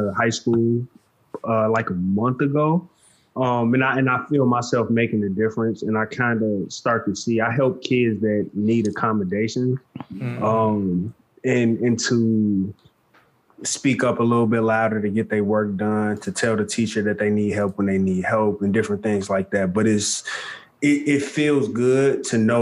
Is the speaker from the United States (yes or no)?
yes; Chicago, Illinois, United States; I'm from Chicago, too.